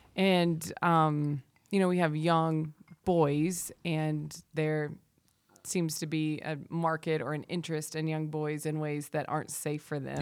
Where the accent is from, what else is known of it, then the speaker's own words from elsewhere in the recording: the South, United States; I'm from the South